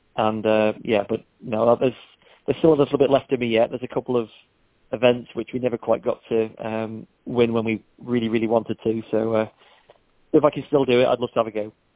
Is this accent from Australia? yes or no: no; Isle of Man; moved away; I'm from the Isle of Man, but I moved off in '93